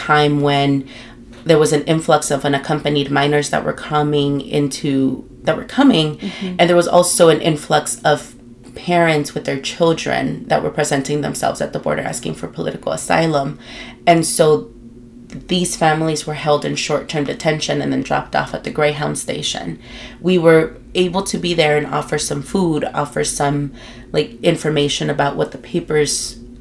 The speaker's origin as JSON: {"language": "English", "town": "Los Angeles", "region": "California", "country": "United States", "tie": "born or raised there", "moved": "as an adult", "lives_now": "Tucson, United States", "said": "I am from Guatemala in El Salvador, born and raised in LA and living in Tucson for several years now."}